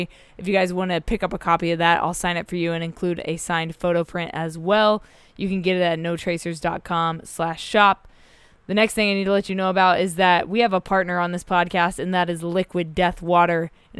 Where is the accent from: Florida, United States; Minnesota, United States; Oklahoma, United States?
Oklahoma, United States; also born or lived in Middle East / Australia; now in California, United States; I'm originally from Oklahoma myself. I live in California now. I grew up in the Middle East and Australia.